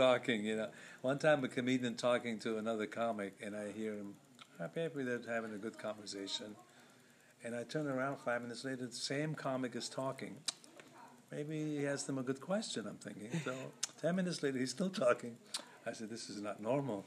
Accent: Lebanon; moved away; I'm from Lebanon

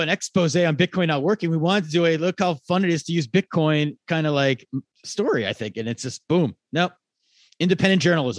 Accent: Pennsylvania, United States

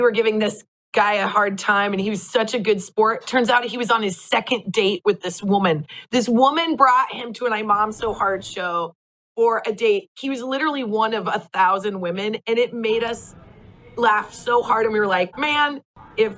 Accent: Nebraska, United States; moved away as an adult; also born or lived in Lincoln, Nebraska; now in Los Angeles, United States; we are both from Nebraska, which is not the biggest place

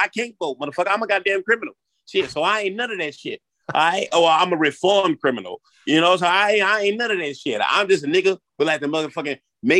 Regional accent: New Orleans, Louisiana, United States; Oh, no. I'm a nigga from New Orleans.

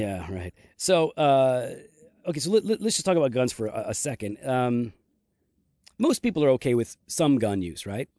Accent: United States; as an American.

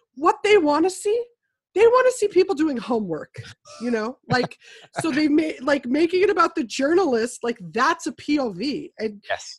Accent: United States; we as an American populace

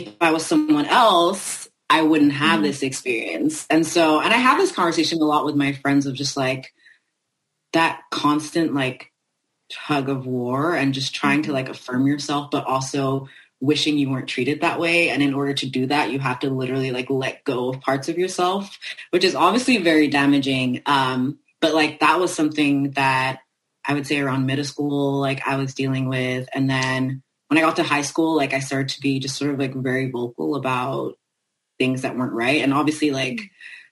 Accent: France; I was raised in France

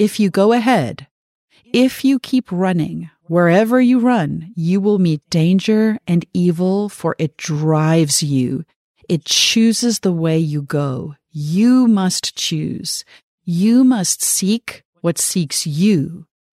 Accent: South Africa; growing up in South Africa, reading this book

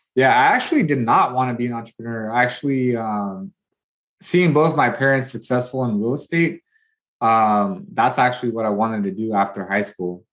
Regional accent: Watsonville, California, United States; moved away as an adult; now in Bakersfield, United States; I left my hometown, small hometown of Watsonville, California, mainly Hispanic

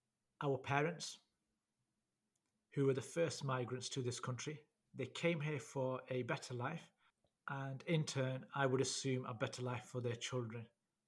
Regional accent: United Kingdom; we were born here. But we are classed as second-generation migrants because we were born to the first generation.

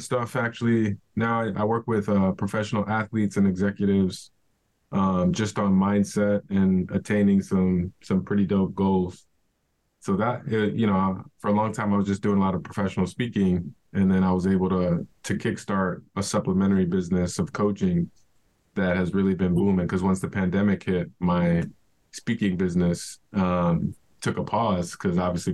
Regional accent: Chicago, Illinois, United States; growing up in Chicago

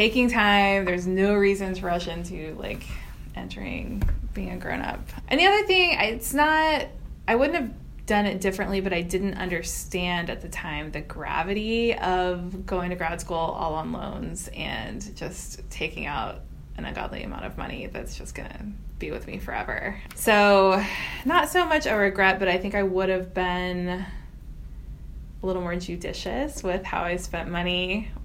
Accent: Houston, Texas, United States; So I am from Texas. I'm from the Houston area.

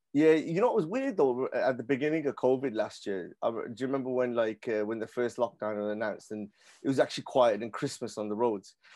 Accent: Birmingham, West Midlands, United Kingdom; I'm from, I was born and bred in Handsworth as well

